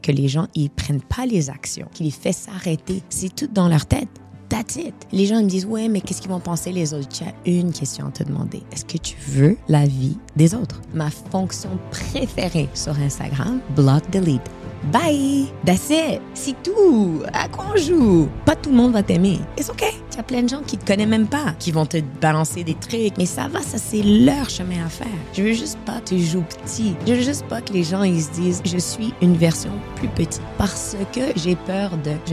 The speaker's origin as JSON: {"language": "French", "town": "Casablanca", "region": "Casablanca-Settat", "country": "Morocco", "tie": "born there", "also_born_or_lived": "Montreal", "said": "vu que je suis née à Casablanca, euh, ma mère, euh, mon père était à Casa, il est encore là-bas, et ma mère, elle est venue à Montréal à l'âge de 3 ans."}